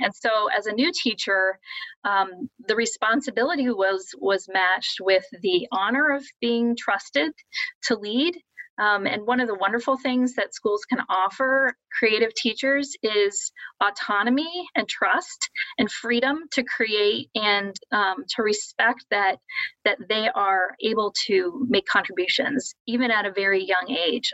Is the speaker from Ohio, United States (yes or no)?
yes; Columbus, Ohio, United States; moved away as an adult; now in South Bend, United States; I'm originally from Columbus, Ohio